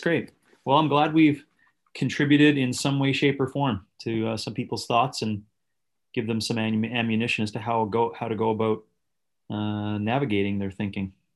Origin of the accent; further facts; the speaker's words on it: Northern Canada, Canada; I was born in the Northern Canada, an isolated community